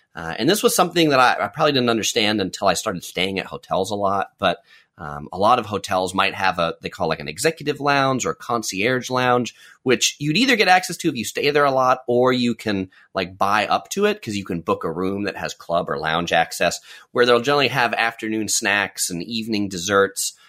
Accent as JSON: {"language": "English", "town": "San Diego", "region": "California", "country": "United States", "tie": "born or raised there", "said": "I grew up in San Diego, which is a pretty, um, dry place"}